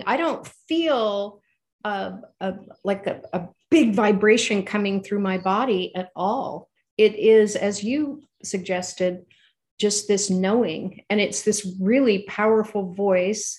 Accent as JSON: {"language": "English", "region": "California", "country": "United States", "said": "We're from California."}